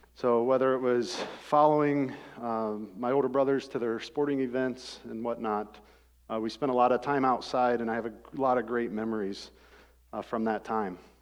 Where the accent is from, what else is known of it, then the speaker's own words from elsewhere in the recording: Rockford, Ohio, United States; I grew up in Rockford, Ohio.